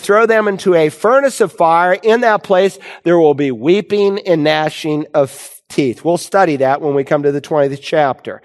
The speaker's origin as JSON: {"language": "English", "town": "Worcester", "region": "Massachusetts", "country": "United States", "tie": "born or raised there", "moved": "as an adult", "said": "I grew up in Worcester, Massachusetts, and I left home to become a campus pastor in 1978"}